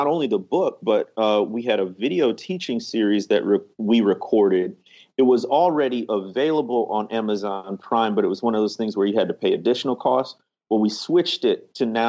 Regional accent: Chicago, Illinois, United States; moved away as an adult; now in Mississippi, United States; growing up in the Chicagoland area.

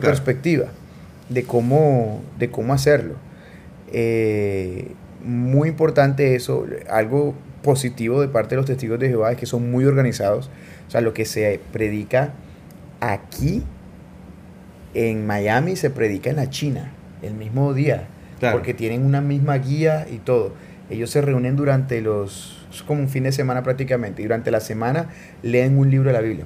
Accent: Barranquilla, Atlántico, Colombia; nací en Colombia, nací en Barranquilla. O sea, nada, yo nací ahí, crecí ahí

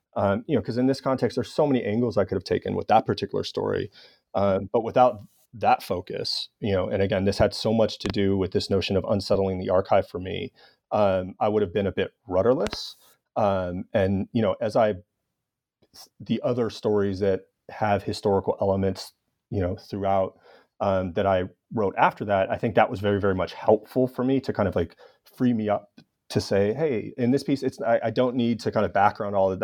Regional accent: Los Angeles, California, United States; my hometown of Los Angeles.

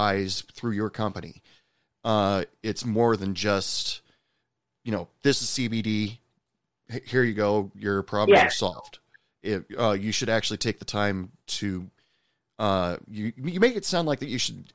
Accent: Portland, Oregon, United States; moved away as an adult; now in Texas, United States; I'm originally from Portland, Oregon

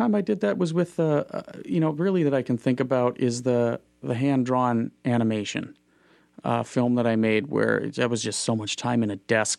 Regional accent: Moorhead, Minnesota, United States; I grew up in Fargo, Moorhead. And the schools there are fantastic. So I went to Moorhead Public High School

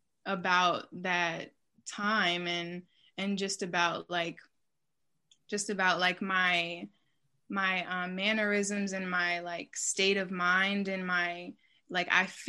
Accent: Charlotte, North Carolina, United States; moved away; I'm originally from Charlotte, North Carolina, or occupied Catawba land.

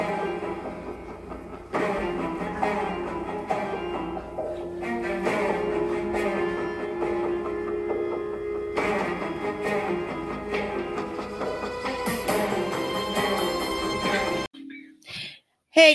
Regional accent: New York City, New York, United States; I was born in the Bronx

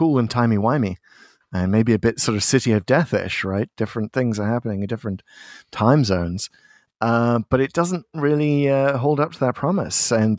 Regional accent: Liverpool, North West England, United Kingdom; So as a Scouser myself, of course Liverpool is kind of steeped in seafaring history.

